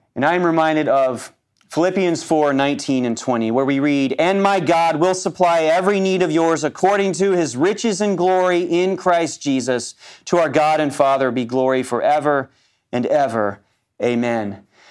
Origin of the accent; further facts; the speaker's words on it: United States; as an American male